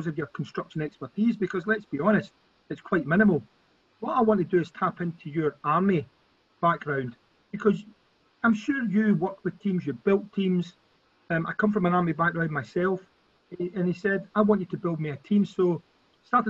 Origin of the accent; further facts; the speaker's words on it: Glasgow, Scotland, United Kingdom; also born or lived in Corby, Northamptonshire / Beith; we came back to Glasgow, one of the sort of rougher areas of Glasgow at the time, in Carmodrick. Went to primary school there, grew up